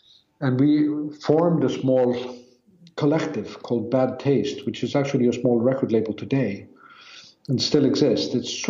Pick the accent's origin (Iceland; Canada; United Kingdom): Iceland; also born or lived in Norway / New York; I was born in Norway and then I lived a few years in Iceland and then I moved to New York and lived there for a few years. And then I moved back, and I moved back when I was about 10.